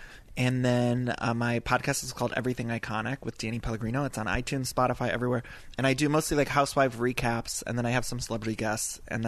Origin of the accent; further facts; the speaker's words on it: Ohio, United States; I'm from Ohio.